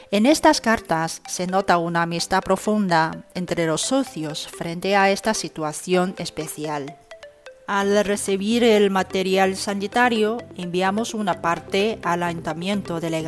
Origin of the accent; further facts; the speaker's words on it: China; now in Madrid, Spain; soy directora china del Instituto Confucio de Madrid y profesora de la Universidad de Estudios Internacionales de Shanghai.